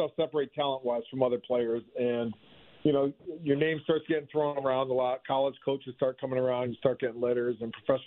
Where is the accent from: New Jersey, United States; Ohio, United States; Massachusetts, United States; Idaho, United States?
Massachusetts, United States; moved away; also born or lived in Suwanee, Georgia; I grew up in Massachusetts, so we couldn't play baseball year-round